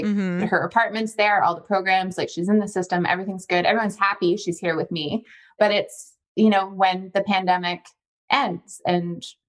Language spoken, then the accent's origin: English; Ontario, Canada; We're from Ontario, though. So our whole, like, my entire extended family is in Ontario.